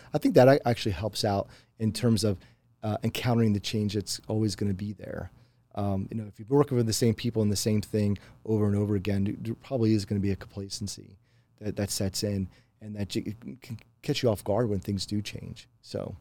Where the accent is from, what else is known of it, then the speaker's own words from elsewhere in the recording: Pennsylvania, United States; moved away; a lot of folks that I grew up with too in Pennsylvania